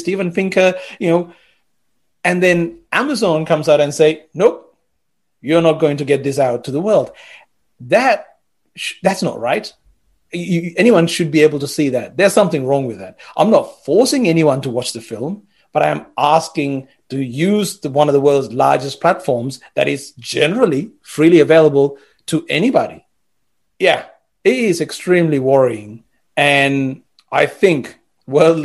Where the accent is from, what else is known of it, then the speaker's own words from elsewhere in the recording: Sri Lanka; moved away as an adult; So growing up in Sri Lanka, when you're growing up there